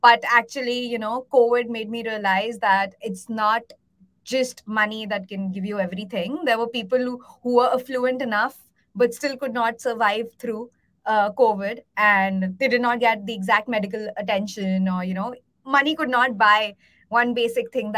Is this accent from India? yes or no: yes; India; I was born and brought up in India.